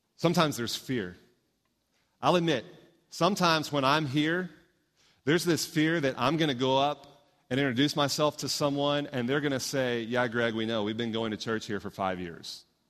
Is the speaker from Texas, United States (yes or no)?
yes; Houston, Texas, United States; moved away; growing up in Houston, I got to see this church grow